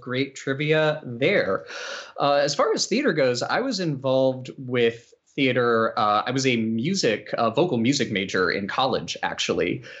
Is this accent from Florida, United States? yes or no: no; Roanoke, Virginia, United States; I'm from the Roanoke, Virginia area